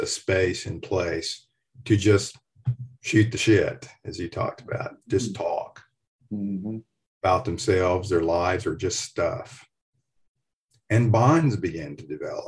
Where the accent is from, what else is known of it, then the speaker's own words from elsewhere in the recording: Fort Payne, Alabama, United States; moved away; also born or lived in Nashville, Tennessee; the people I grew up with in Fort Payne, Alabama, in the foothills of Appalachia